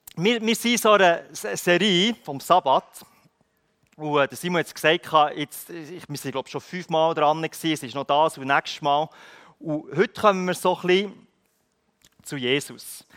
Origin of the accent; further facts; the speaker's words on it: Switzerland; ich als Schweizer